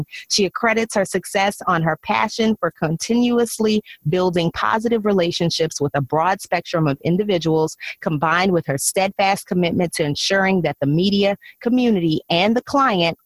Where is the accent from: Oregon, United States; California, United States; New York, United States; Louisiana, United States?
Louisiana, United States; New Orleans; moved away as an adult; also born or lived in Baltimore / Chicago / Dallas; My radio career required many cross-country relocations from my hometown of New Orleans to Baltimore, St. Louis, Chicago, Dallas, and now back to New Orleans.